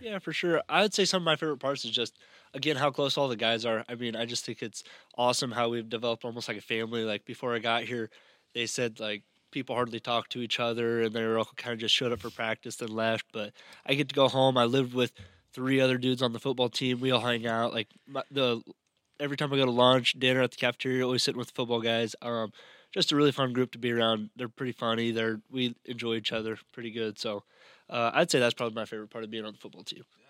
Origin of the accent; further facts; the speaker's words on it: Overton, Nebraska, United States; now in Hastings, United States; my hometown league in Overton